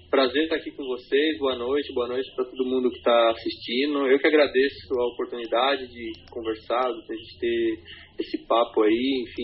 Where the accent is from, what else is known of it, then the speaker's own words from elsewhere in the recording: Minas Gerais, Brazil; moved away as an adult; now in São Paulo, Brazil; Moro em São Paulo há 10 anos, sou mineiro de Bom Senhor Paulo. É difícil, geralmente eu falo que eu sou de uma cidadezinha lá perto de Varginha